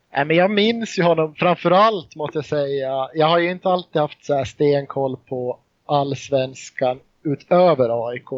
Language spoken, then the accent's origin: Swedish; Mariehamn, Åland, Finland; also born or lived in Jakobstad, Finland; Jag är född i Jakobstad, en, stad i Finland. Men flyttade till Åland, ja, jag var inte många månader gammal. Så flyttade jag till Mariehamn i Åland, på Åland. Och eh, här har jag bott sedan dess